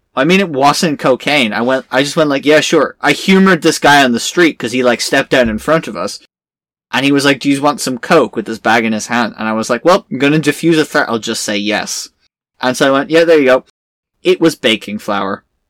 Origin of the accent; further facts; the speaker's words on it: Ireland; I'm Irish